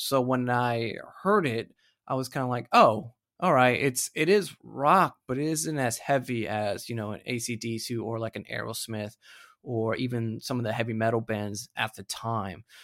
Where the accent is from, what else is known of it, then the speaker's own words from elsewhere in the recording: United States; now in Australia; an American living living here